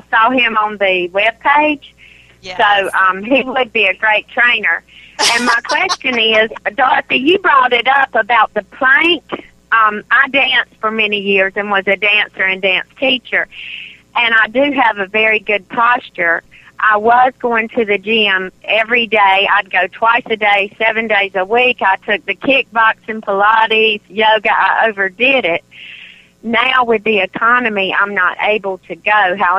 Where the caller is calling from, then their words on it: South Carolina, United States; I'm calling from South Carolina.